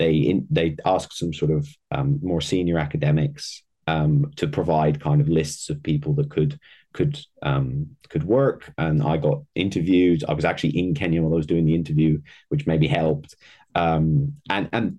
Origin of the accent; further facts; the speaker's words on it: Netherlands; I'm from the Netherlands.